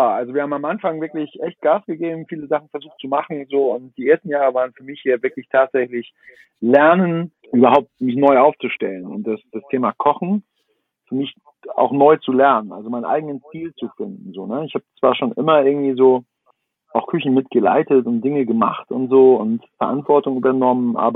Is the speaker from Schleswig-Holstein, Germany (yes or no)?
yes; Kiel, Schleswig-Holstein, Germany; jetzt als, als Kieler Jung, so fährt man mal nach Hamburg zu Christian Rach